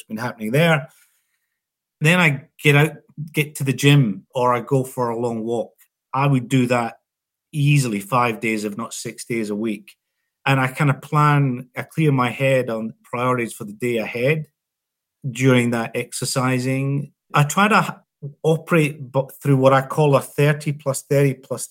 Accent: Scotland, United Kingdom; now in Australia; I'm not a golfer as a Scotsman

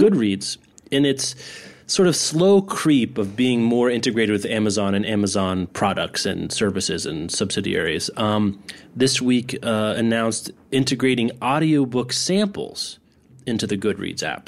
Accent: Lawrence, Kansas, United States; my hometown of Lawrence

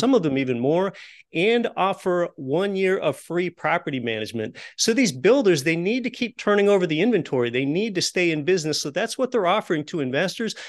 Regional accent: Appalachian Pennsylvania, United States; I was raised in Appalachian Pennsylvania in a lower middle class home

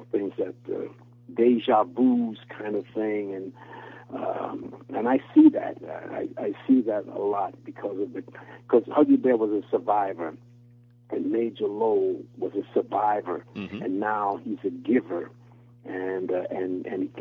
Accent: New York City, New York, United States; as I was growing up in New York City

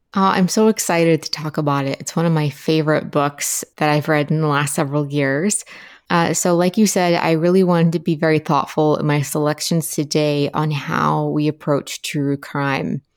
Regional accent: Appalachia, United States; I'm from Appalachia, uh, which is a region of the United States, along the Appalachian mountain range, roughly

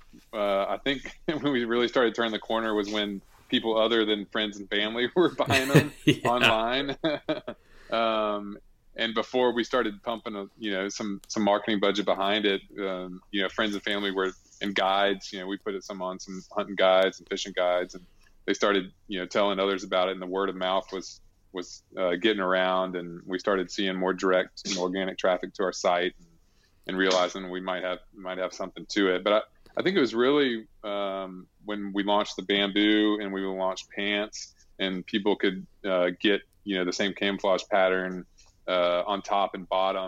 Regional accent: Alabama, United States; And I grew up in Alabama. And so my dad didn't really hunt much.

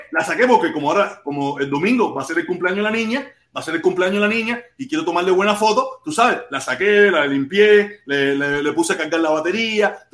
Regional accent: Cuba; moved away; teníamos, con la que era mi esposa, con la que yo vine de Cuba, tenía miles de, miles de fotos

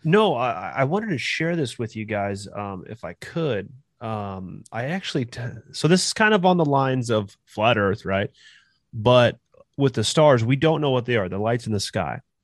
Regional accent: California, United States; moved away as an adult; now in Kansas, United States; I'm originally from California

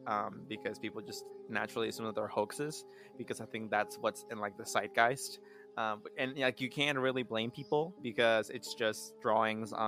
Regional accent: Reading, Pennsylvania, United States; growing up in Reading, like our summers and our springs, sometimes even our falls, we're used to them being like scalding hot

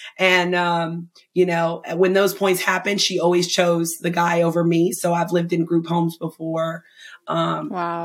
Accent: Asheville, North Carolina, United States; moved away; I lived in Asheville, North Carolina

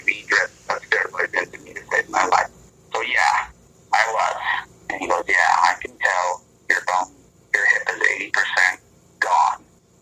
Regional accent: Michigan and Indiana, United States; moved away; where I grew up in Michigan and Indiana

